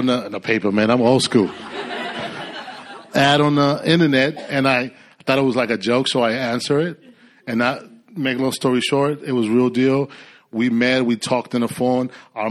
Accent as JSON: {"language": "English", "region": "California", "country": "United States", "moved": "yes", "lives_now": "Austin, United States", "said": "I mean, we came from Cali. And the Lord really called us, you know. My wife and I, we've been praying about moving, relocating"}